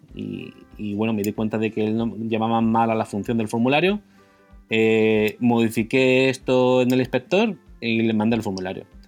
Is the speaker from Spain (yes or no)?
yes; Murcia, Region of Murcia, Spain; moved away as an adult; also born or lived in United Kingdom; now in Hong Kong; decidí volverme a Murcia